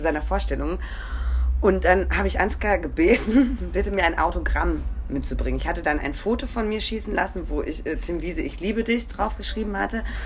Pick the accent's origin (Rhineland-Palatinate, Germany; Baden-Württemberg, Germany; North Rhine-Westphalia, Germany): North Rhine-Westphalia, Germany; Ruhr area; Ich komme aus dem Ruhrgebiet